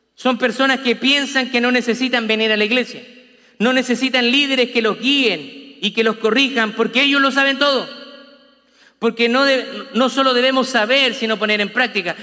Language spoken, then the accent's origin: Spanish; Chile; como decimos los chilenos